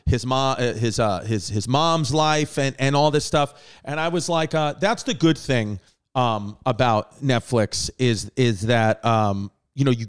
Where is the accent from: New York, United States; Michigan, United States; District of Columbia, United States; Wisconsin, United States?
New York, United States; also born or lived in Staten Island; I'm from New York